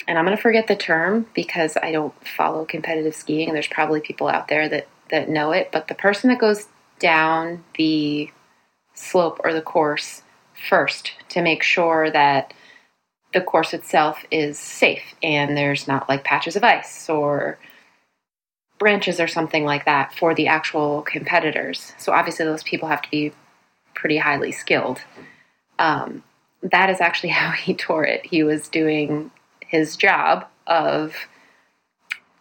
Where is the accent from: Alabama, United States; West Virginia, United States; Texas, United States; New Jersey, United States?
New Jersey, United States; now in Boston, United States; I hail originally from New Jersey